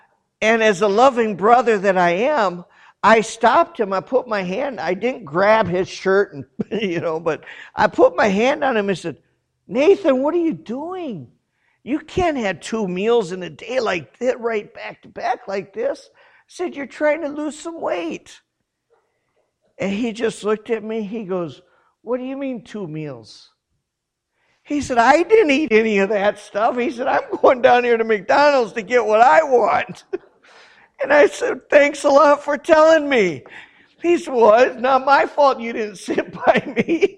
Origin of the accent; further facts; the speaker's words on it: South Korea; I grew up in Korea. I know what Korean food is.